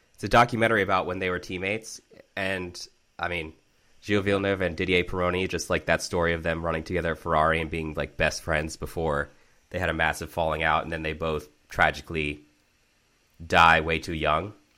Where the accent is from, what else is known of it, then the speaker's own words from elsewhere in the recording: Maryland, United States; the district where I grew up in Maryland